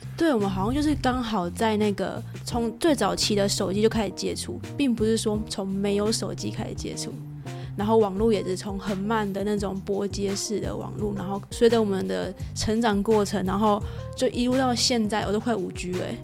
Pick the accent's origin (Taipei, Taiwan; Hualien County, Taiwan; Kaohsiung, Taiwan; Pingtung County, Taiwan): Kaohsiung, Taiwan; moved away; 我是高雄人，然后在，在屏东旁，旁边这样。 所以就算现在生活范围不在高雄